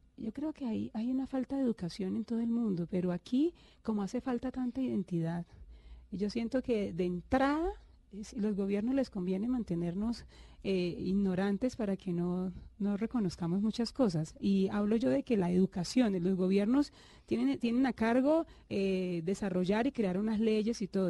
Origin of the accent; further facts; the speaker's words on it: Cúcuta, Norte de Santander, Colombia; yo nací en Cúcuta